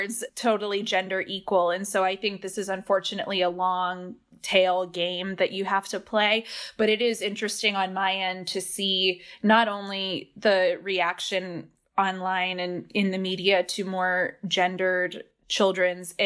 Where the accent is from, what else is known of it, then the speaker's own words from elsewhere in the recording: a suburb of Boston, Massachusetts, United States; moved away as an adult; also born or lived in Oxford / London; now in Washington, D.C., United States; I grew up in a suburb of Boston, so I'm originally from Massachusetts